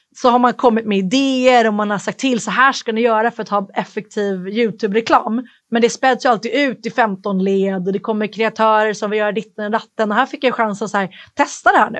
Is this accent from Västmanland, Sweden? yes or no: no; Stockholm, Stockholm County, Sweden; moved away as an adult; also born or lived in Dublin, Ireland / United States; Jag flyttade ju från Sverige när jag var arton. Och när man är tonåring kanske man inte går runt och älskar sin hemstad